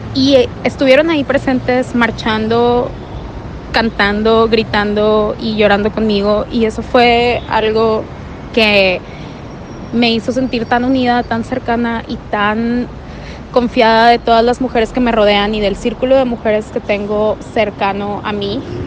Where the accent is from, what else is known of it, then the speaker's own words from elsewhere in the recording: Monterrey, Nuevo León, Mexico; tengo 25 años, soy de Monterrey